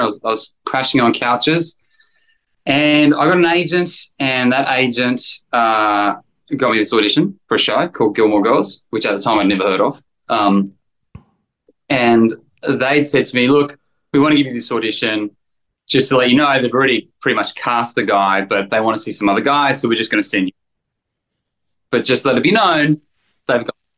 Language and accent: English; Australia; accent: Australian; moved away as an adult; I was so Australian, you know. I mean, not that I'm less Australian, but I just didn't understand how it worked in America.